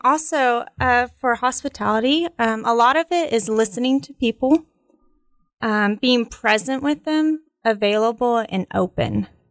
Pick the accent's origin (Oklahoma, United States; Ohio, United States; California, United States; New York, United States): Oklahoma, United States; Edmond; also born or lived in Russia; now in Stillwater, United States; so then we went to Edmond, Oklahoma, uh, grew up there.